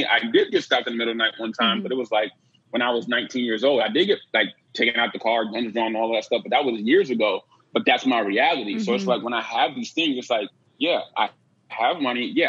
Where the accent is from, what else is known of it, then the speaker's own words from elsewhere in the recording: Bridgeport, Connecticut, United States; moved away; my hometown in Bridgeport